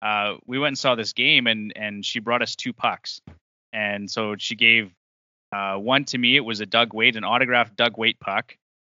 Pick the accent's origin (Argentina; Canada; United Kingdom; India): Canada; Paradise Valley, Alberta; I actually grew up in a small farming community in Alberta, Paradise Valley.